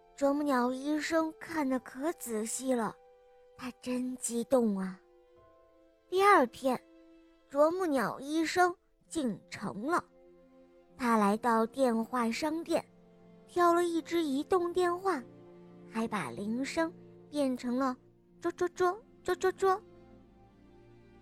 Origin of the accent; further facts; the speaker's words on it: Chongqing, China; 我来自重庆